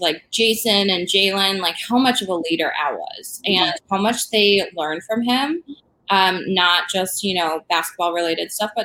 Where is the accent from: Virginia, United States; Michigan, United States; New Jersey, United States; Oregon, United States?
Michigan, United States; I'm from Michigan